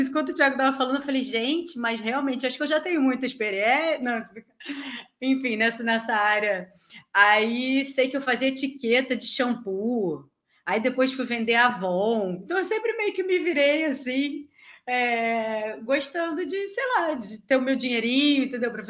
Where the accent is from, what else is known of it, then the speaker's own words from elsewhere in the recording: Rio de Janeiro, Brazil; sou da Vila da Penha, uma parte da família de Rocha Miranda. Então, assim, a gente ficava ali, né, cresceu ali.